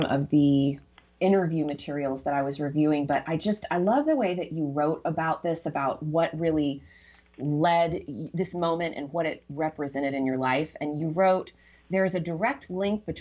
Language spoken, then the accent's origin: English; Texas, United States; moved away; I'm from Texas originally